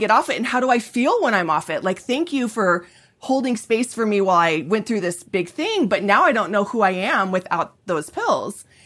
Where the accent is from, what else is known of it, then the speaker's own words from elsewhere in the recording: Colorado, United States; I'm from Colorado